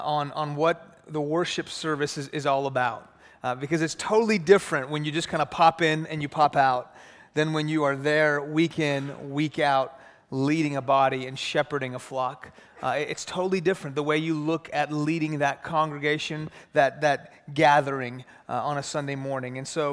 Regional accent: Houston, Texas, United States; I grew up in Houston. I grew up in a Muslim home. My family's from Iran.

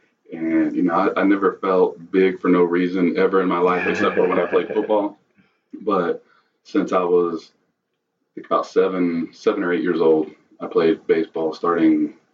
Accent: Austin, Texas, United States; Yes, I grew up in South Austin. Pretty much lived within a 2-mile radius of everywhere that, you know, all my homes in the South were always kind of in the same area and community.

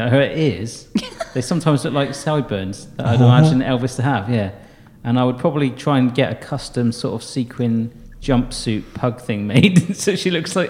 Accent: Bristol, South West England, United Kingdom; I was born in 1982 in Bristol.

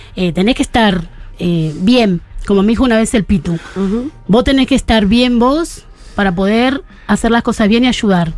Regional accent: Buenos Aires, Argentina; also born or lived in Barrio Padre Mugica, Buenos Aires; nací y me crié en la Villa 2124

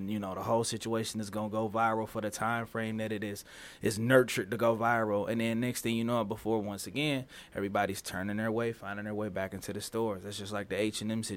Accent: Detroit, Michigan, United States; from Detroit, Michigan

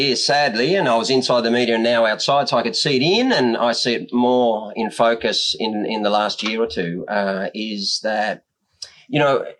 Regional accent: Australia; And I always thought that was our job because we are Australian.

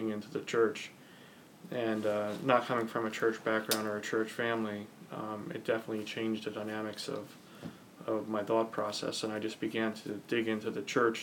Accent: Ocean County, New Jersey, United States; I grew up in Ocean County, New Jersey

